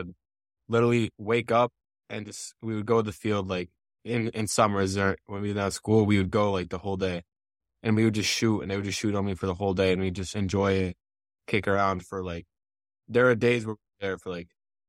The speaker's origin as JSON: {"language": "English", "town": "Montpelier", "region": "Vermont", "country": "United States", "tie": "born or raised there", "said": "Yeah, I mean, it's great to grow up there."}